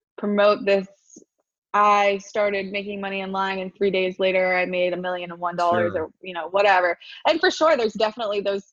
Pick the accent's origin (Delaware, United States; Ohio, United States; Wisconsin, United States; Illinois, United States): Delaware, United States; Wilmington; moved away; also born or lived in Port St. Lucie, Florida; I was born in Wilmington, Delaware